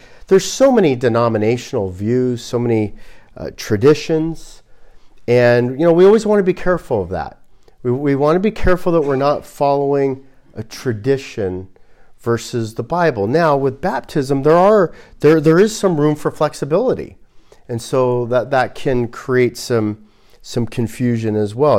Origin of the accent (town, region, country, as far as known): Glendale, California, United States; born or raised there